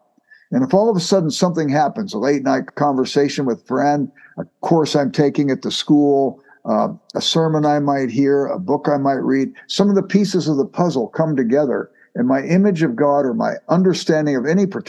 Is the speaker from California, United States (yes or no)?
yes; Southern California, United States; now in Midwest, United States; I grew up in Southern California